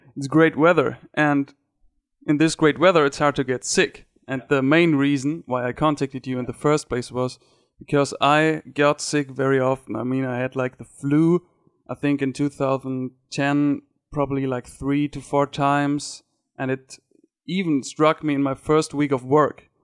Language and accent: English; Ruhr area, North Rhine-Westphalia, Germany; English is a second language; I'm from Germany. It's uh, what we call the Ruhrpott